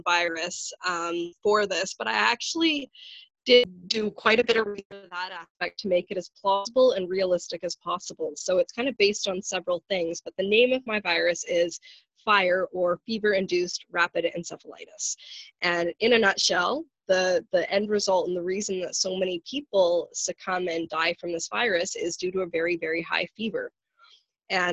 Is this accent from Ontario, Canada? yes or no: no; Vancouver, British Columbia, Canada; my hometown, Vancouver. I know Vancouver.